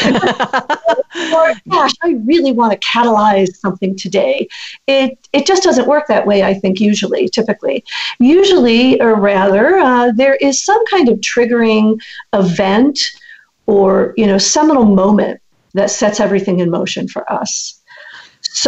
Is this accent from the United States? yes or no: yes; Massachusetts, United States; moved away as an adult; also born or lived in Shaker Heights, Ohio; now in California, United States; I grew up in Massachusetts